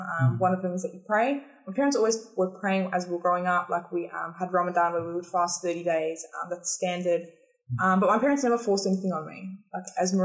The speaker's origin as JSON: {"language": "English", "country": "Australia", "tie": "born or raised there", "said": "I am Australian. Like, I was born and raised here"}